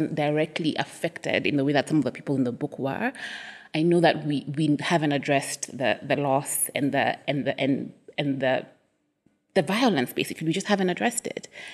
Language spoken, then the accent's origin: English; Kenya; also born or lived in Nairobi / Cape Town; I'm Kenyan